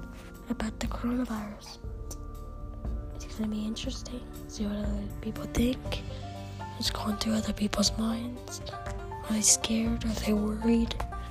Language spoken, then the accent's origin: English; Steamboat Springs, Colorado, United States; my hometown, Steamboat